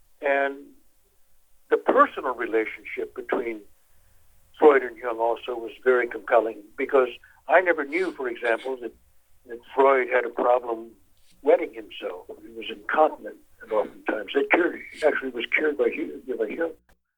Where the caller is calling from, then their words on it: Warsaw, Masovian Voivodeship, Poland; I'm calling you from Warsaw, Poland.